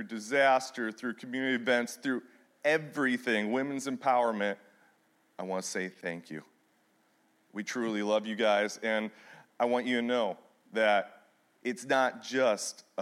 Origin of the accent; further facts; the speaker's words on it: Michigan, United States; now in Missouri, United States; I am originally from Michigan